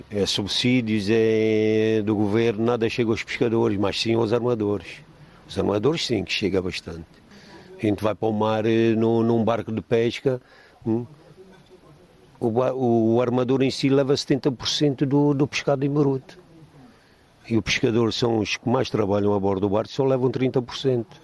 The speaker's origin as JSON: {"language": "Portuguese", "country": "Angola", "tie": "born there", "said": "Eu nasci em Angola, meus pais estavam em Angola, viemos eh, para aqui, derivado da guerra que existiu em Angola."}